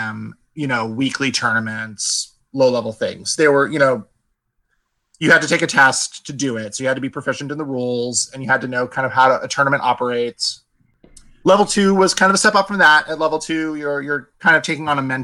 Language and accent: English; Las Vegas, Nevada, United States; moved away as an adult; now in Seattle, United States; I've lived in Las Vegas since I was four. I really had never known any other city